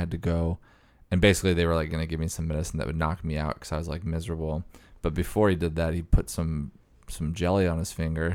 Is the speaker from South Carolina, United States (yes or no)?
no; Bend, Oregon, United States; moved away as an adult; Grew up in Oregon